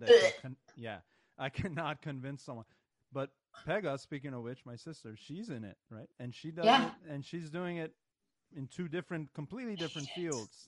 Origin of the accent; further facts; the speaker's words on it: Northern California, United States; also born or lived in Iran; we are from Northern California.